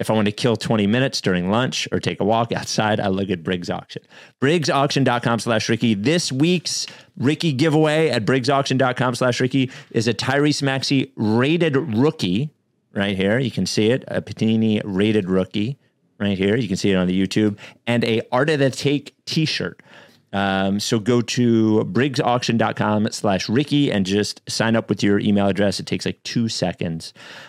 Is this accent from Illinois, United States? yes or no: yes; Chicago, Illinois, United States; Wait a minute. I'm from Chicago.